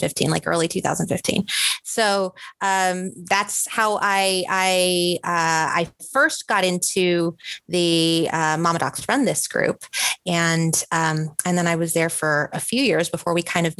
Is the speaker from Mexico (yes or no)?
yes; Mexico City, Mexico; moved away as an adult; also born or lived in Texas; now in Seattle, United States; I'm originally from Mexico City. So I did this the long, hard way. I was in Mexico City. I studied medicine in Mexico